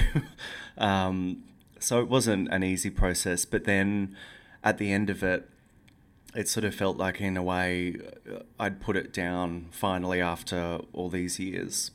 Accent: Yeppoon, Queensland, Australia; moved away; also born or lived in Brisbane; I never go back to Yppoon, which is my hometown where the book is set

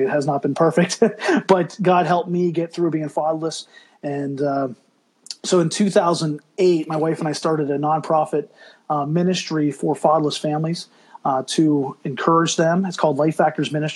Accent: Pennsylvania, United States; We grew up in Pennsylvania

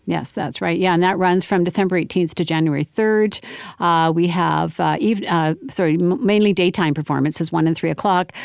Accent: Winnipeg, Manitoba, Canada; I was born in Winnipeg.

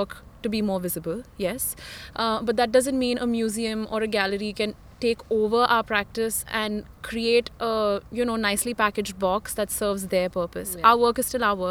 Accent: India; as an Indian woman

